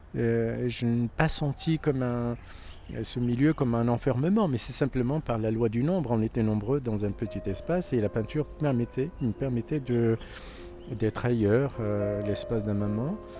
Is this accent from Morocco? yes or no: yes; Casablanca, Casablanca-Settat, Morocco; moved away as an adult; also born or lived in Toulouse, France; now in Paris, France; né à Casablanca, dans un quartier qui s'appelle Delbrelef. Et donc, je suis né, j'ai grandi euh, dans ce quartier jusqu'à ce que j'ai eu mon bac